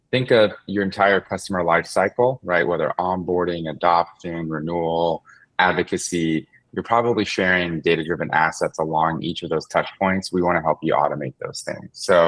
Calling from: Concord, California, United States; I am in the Bay Area. So I'm in the East Bay in a city called Concord, California.

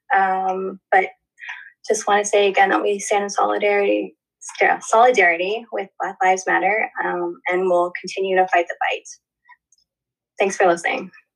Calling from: Delaware, United States; I'm calling from Delaware.

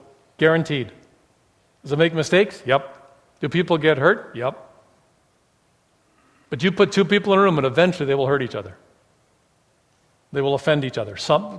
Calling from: Calgary, Alberta, Canada; also born or lived in Fresno, California; We moved from Fresno, California, grad school, to Calgary because we believed the Lord was calling us there. We'd never lived in Calgary.

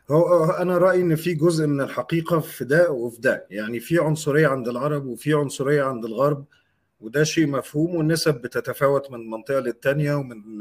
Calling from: Egypt; يا عمر انا بكلمك من مصر

